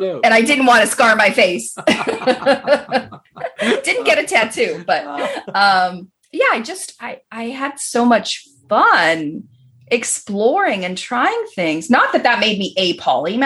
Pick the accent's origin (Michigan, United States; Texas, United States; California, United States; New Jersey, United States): California, United States; Berkeley; moved away as an adult; also born or lived in Los Angeles; I was born in Berkeley and I grew up in the very liberal San Francisco Bay Area